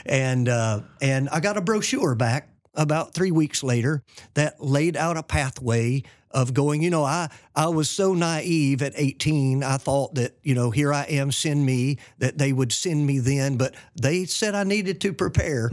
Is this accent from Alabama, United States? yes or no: yes; Fort Payne, Alabama, United States; moved away as an adult; also born or lived in New Orleans / Philippines; we're from Fort Payne, Alabama